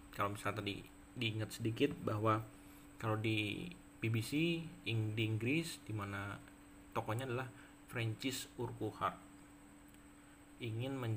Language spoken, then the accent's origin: Indonesian; Yogyakarta, Special Region of Yogyakarta, Indonesia; now in West Java, Indonesia; nah kemudian saya juga karena saya dari Jogja kemudian juga pindah ke Jawa Barat sehingga kemudian saya membiasakan diri untuk bisa mengikuti uh, logat atau aksen Sunda